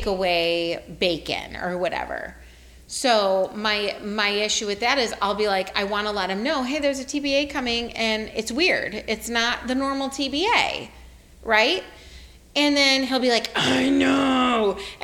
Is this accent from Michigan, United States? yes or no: yes; Detroit, Michigan, United States; moved away; also born or lived in Texas / Pacific Northwest; I'm from Detroit.